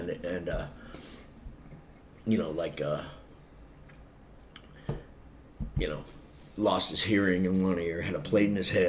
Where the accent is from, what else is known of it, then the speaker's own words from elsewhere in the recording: Amarillo, Texas, United States; born there; Kurt and I were both born in Texas because I was born in Amarillo